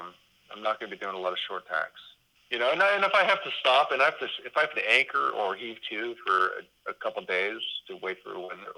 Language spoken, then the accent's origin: English; Gulf Coast, United States; I grew up sailing on the Gulf Coast with my family.